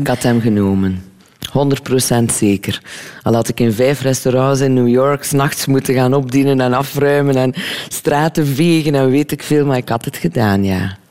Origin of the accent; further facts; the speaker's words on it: Lochristi, Flanders, Belgium; Dus ik ben van Locristi